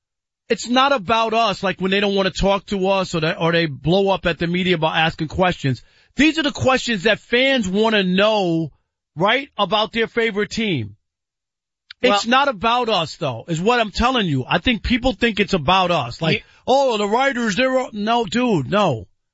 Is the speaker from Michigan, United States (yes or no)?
no; New York, United States; I grew up in New York.